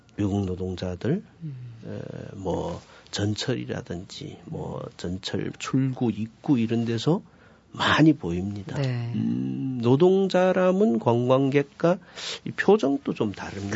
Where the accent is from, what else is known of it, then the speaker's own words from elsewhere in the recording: Yanbian, Jilin, China; moved away as an adult; now in Seoul, South Korea; 어, 중국 연변입니다.